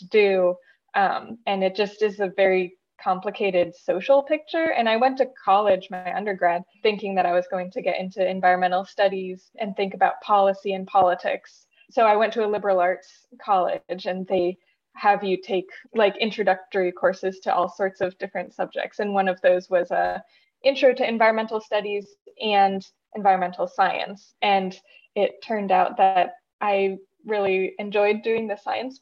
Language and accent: English; Southern California, United States; also born or lived in Utah; I grew up in Southern California